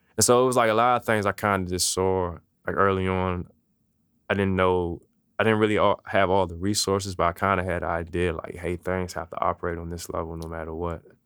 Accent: Maryland, United States; also born or lived in Washington, D.C.; now in Richmond, United States; I was born in Washington, D C, um, grew up in Maryland, so really kinda back and forth

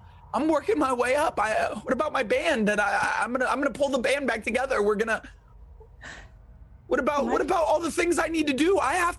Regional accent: California, United States; now in Louisiana, United States; I grew up in California. That's my home.

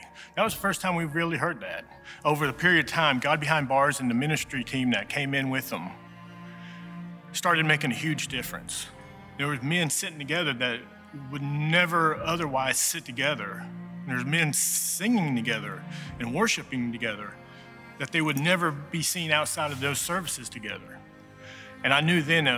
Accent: Blount County, Tennessee, United States; I was raised here in Blount County, Tennessee.

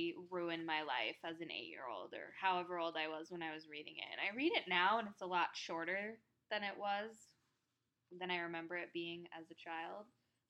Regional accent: Cedar Rapids, Iowa, United States; I'm not from Des Moines, but I'm from Cedar Rapids, which is 2 hours away

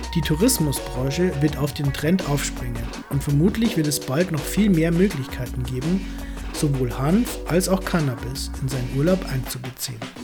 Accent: near Hanftal / Laa an der Thaya, Lower Austria, Austria; born or raised there

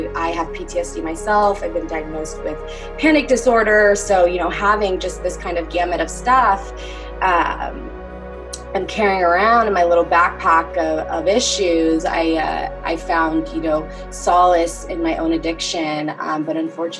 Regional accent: Omaha, Nebraska, United States; I originally was born and raised in Omaha, Nebraska, so Midwestern girl over here

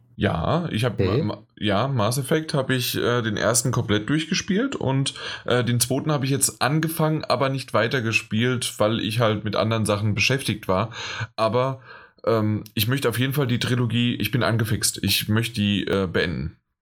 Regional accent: Frankfurt, Hesse, Germany; für mich als Frankfurter, als Hesse

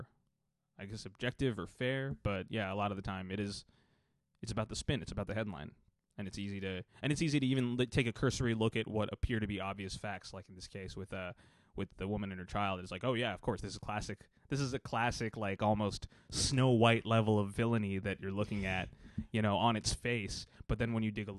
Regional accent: Texas, United States; I'm from Texas

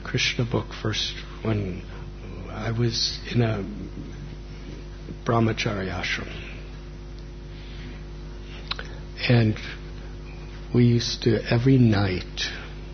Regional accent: United States; moved away; I was born and raised in America

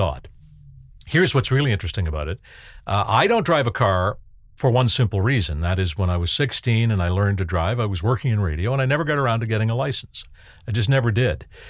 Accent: Canada; I grew up in Canada in the nineteen sixties and nineteen seventies

